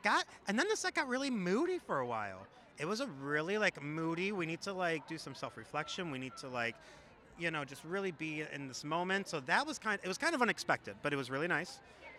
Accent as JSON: {"language": "English", "town": "Seattle", "region": "Washington", "country": "United States", "said": "I am from Seattle, Washington."}